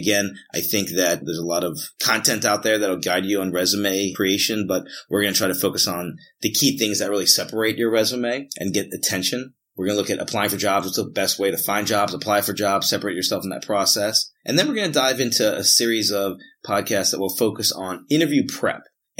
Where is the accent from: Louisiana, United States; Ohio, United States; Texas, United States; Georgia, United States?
Georgia, United States; Atlanta; also born or lived in North Jersey / South Jersey / Huntsville / Chicago; I'm originally from Atlanta. I have moved quite a bit away from Atlanta and back to Atlanta several times, but Atlanta's always been a place that I consider home.